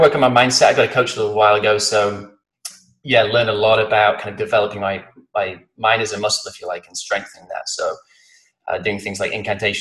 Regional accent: Blackpool, North West England, United Kingdom; also born or lived in London / Austin, Texas; now in San Diego, United States; I'm from the northwest of England. I was born in a place called Blackpool, which is on the coast

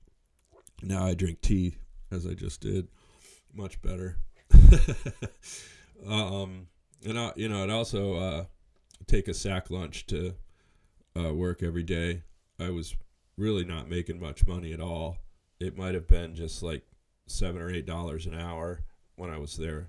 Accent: New Mexico, United States; moved away; also born or lived in San Francisco Bay Area; grew up in New Mexico.

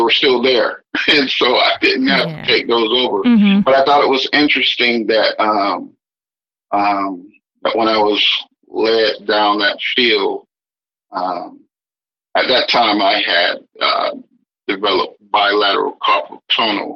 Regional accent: right outside Tuskegee, Alabama, United States; I grew up in Alabama, right outside Tuskegee, between Montgomery

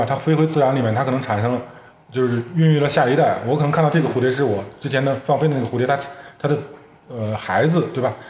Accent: China; 我中国人

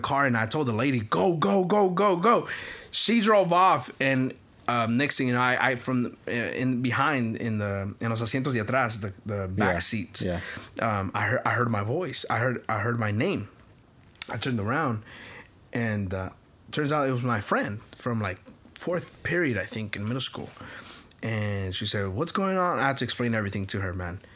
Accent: Houston, Texas, United States; I'm from Denver Harbor

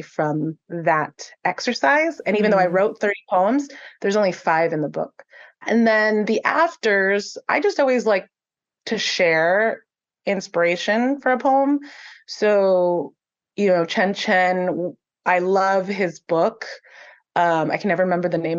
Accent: San Gabriel, California, United States; I live in San Gabriel. It's my hometown

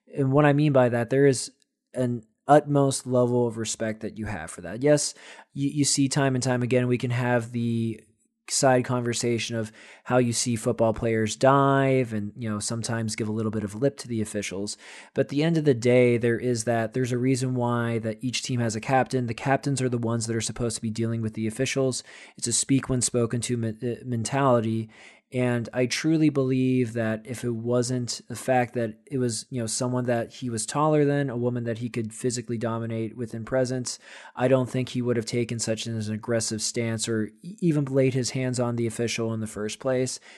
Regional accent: United States; as American fans

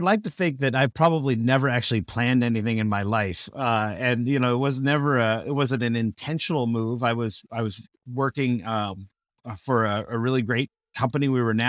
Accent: Burbank, California, United States; now in Peoria, United States; It's almost always the question that people ask when they find out I'm from Burbank, California.

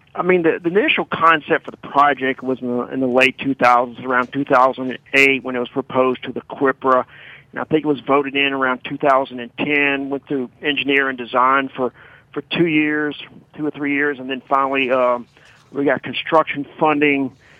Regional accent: Baton Rouge, Louisiana, United States; I'm from Baton Rouge. I've been here all my life, never left

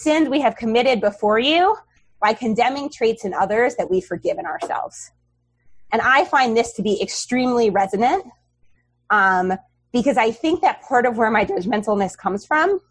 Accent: New York City, New York, United States; I grew up on the Upper West Side, I've not strayed far

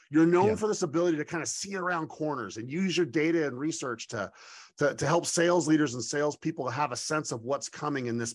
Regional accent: Idaho, United States; I'm just a farm kid from Idaho

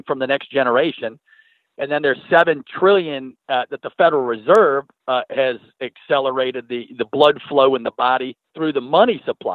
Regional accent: Minnesota, United States; I'm from Minnesota, Minnesota

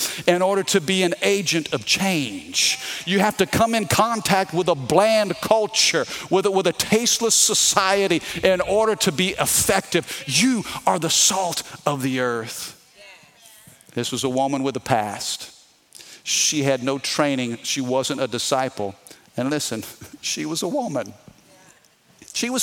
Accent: Missouri, United States; now in Baton Rouge, United States; I'm from the Midwest, okay? I'm from Missouri, meat and potatoes

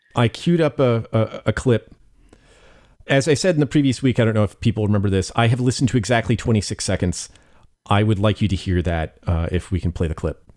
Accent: Bay Area, California, United States; moved away; I grew up in the Bay Area

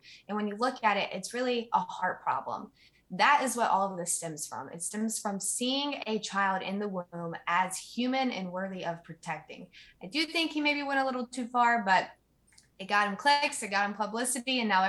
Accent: Southern United States, United States; last time Andrew said I was losing my accent, so I guess I've been back in the South long enough to pick it back up.

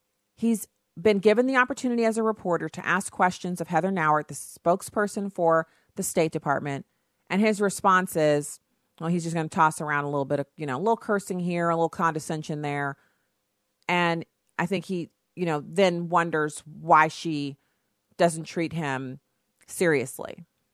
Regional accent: Germany; You know, as someone who I grew up in Germany, and there's nothing like seeing the change in attitude on someone's face when they realize you're an American

